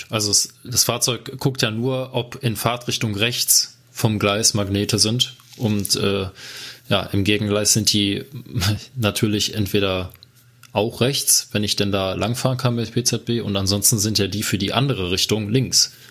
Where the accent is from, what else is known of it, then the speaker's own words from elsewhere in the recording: Cologne, North Rhine-Westphalia, Germany; Ja, als Kölner denkt man halt direkt an Wuppertal, deswegen.